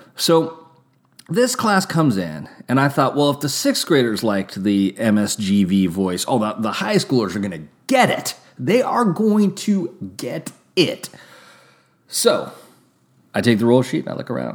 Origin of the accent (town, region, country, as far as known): California, United States; also born or lived in Santa Rosa, California; now in Napa, California, United States